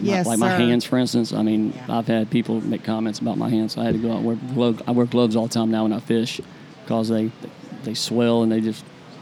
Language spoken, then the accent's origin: English; Jacksonville, Florida, United States; Me, I'm from Jacksonville